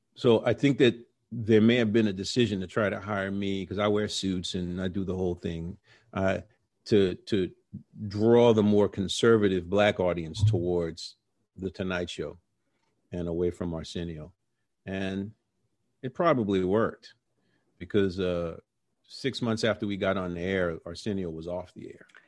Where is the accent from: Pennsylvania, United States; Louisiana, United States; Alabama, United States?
Louisiana, United States; New Orleans; moved away; also born or lived in Brooklyn / New York; we're from New Orleans